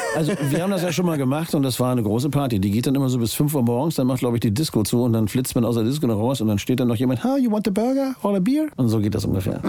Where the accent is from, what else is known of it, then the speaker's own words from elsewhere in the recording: Hamburg, Germany; Ich bin Hamburger.